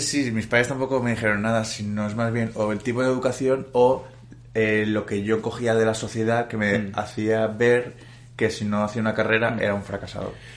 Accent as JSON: {"language": "Spanish", "town": "Valencia", "region": "Valencian Community", "country": "Spain", "moved": "as an adult", "lives_now": "Madrid, Spain", "said": "yo soy de Valencia y me tuve que ir a vivir a Madrid"}